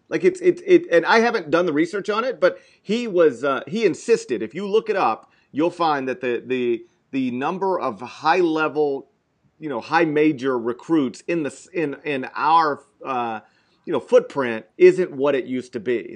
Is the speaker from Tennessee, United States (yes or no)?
yes; Memphis, Tennessee, United States; I growing up in Memphis